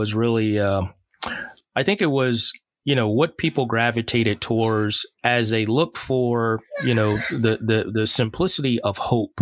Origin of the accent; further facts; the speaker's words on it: the South, United States; I grew up in the South